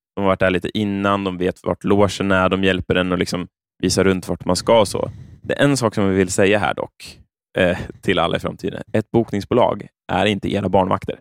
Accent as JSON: {"language": "Swedish", "town": "Örebro", "region": "Örebro County", "country": "Sweden", "tie": "born or raised there", "said": "när jag växte upp så i Örebro"}